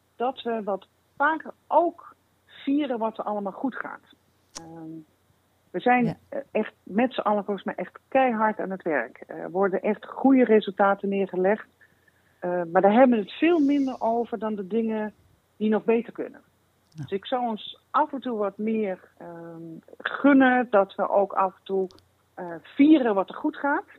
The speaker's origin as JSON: {"language": "Dutch", "region": "Limburg", "country": "Netherlands", "said": "En ik kom uit Limburg"}